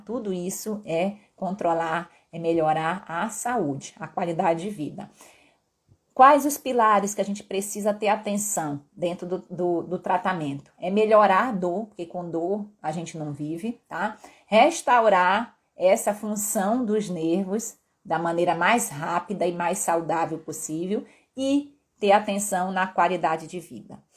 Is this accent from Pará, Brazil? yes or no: yes; Pará, Brazil; accent: mixed with Northeast; moved away as an adult; also born or lived in Belo Horizonte, Brazil / Rio de Janeiro, Brazil; now in Vitória, Brazil; Eu sou paraense de uma terra onde a gente consome muita tapioca